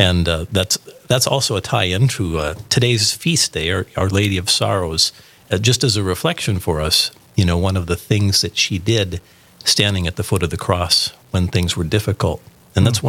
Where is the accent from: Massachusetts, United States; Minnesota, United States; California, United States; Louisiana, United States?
Minnesota, United States; moved away as an adult; now in Fargo, United States; I grew up in Minnesota.